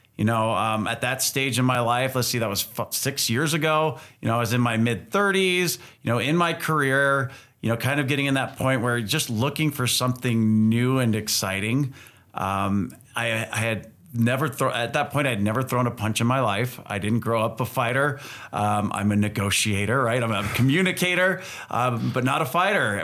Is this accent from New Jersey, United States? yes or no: no; California, United States; also born or lived in Utah; Growing up in California